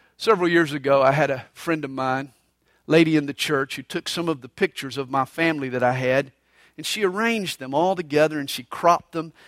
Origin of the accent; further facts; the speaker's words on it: Atlanta, Georgia, United States; I grew up right there on Flat Shoals Road in Gresham Park